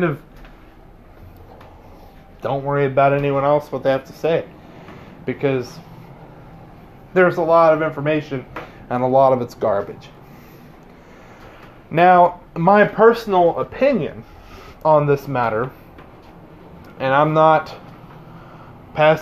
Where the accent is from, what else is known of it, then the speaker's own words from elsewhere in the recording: United States; we as American Catholics